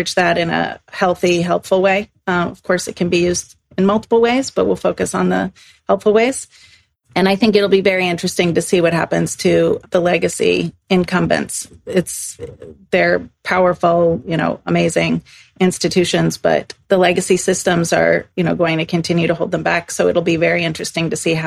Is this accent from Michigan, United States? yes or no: no; Exeter, New Hampshire, United States; moved away as an adult; also born or lived in Chicago, United States; now in Stockholm, Sweden; I grew up in Exeter, New Hampshire